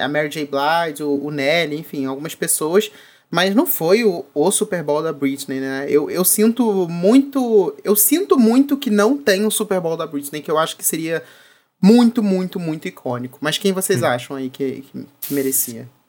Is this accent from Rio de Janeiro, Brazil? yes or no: yes; Rio de Janeiro, Brazil; Eu sou do Rio, meu filho, eu moro no Rio